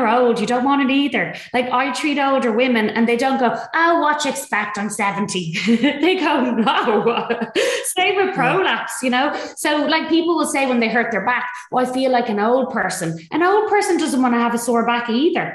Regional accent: Dublin, Leinster, Ireland; So I'm North Dublin representing. The posh part of the north side, they say I'm from Clontarf

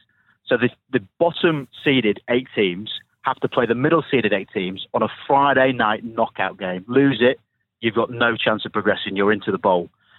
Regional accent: England, United Kingdom; as an Englishman

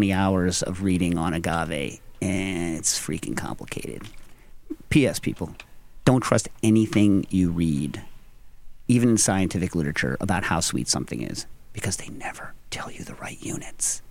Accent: New York, United States; As a New Yorker

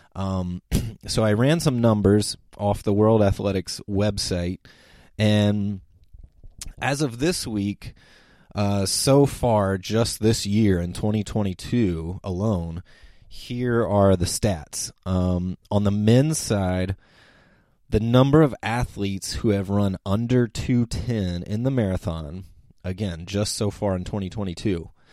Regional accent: United States; as an American

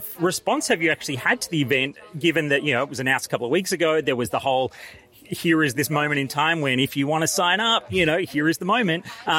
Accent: Australia; an Australian journalist

